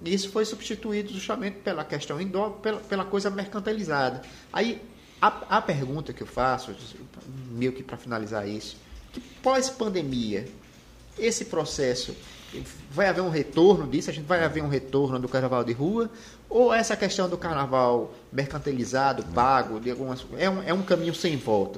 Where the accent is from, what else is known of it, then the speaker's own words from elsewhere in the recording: Arapiraca, Alagoas, Brazil; da minha terra, né? Nossa Arapiraca